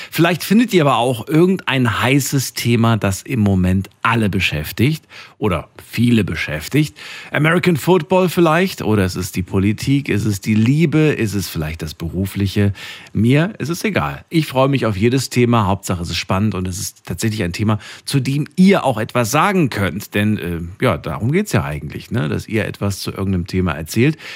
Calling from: Biberach, Baden-Württemberg, Germany; Äh, aus Biberach, Richtung Neu-Ulm.

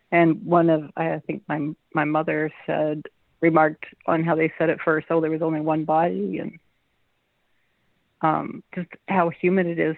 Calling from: Madison, Wisconsin, United States; I'm in Madison, Wisconsin.

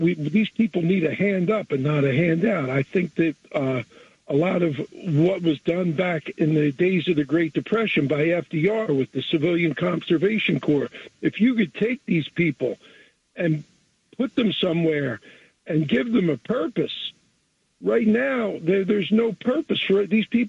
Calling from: Jersey Shore, New Jersey, United States; I'm calling from the Jersey Shore.

